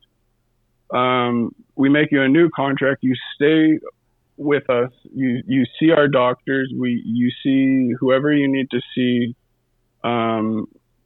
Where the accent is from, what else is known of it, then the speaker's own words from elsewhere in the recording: California, United States; moved away; I came from California, but like I was raised by the Western Hockey League, that culture